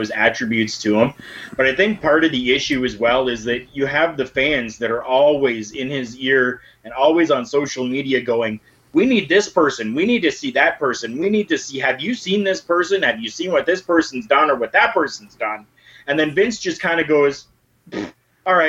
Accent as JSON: {"language": "English", "country": "Canada", "said": "I'm Canadian"}